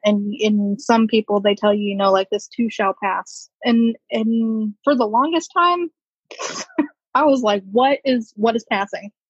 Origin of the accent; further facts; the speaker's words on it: Woodbridge, Virginia, United States; I'm originally from Virginia, Woodbridge, which is about 20 minutes outside of uh, Washington, D.C.